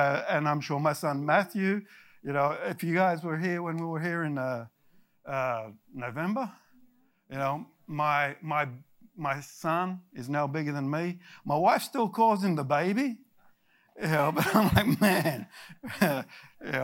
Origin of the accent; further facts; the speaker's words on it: Australia; moved away as an adult; also born or lived in United States; I am Australian. I lived in America for 20 years and then I went back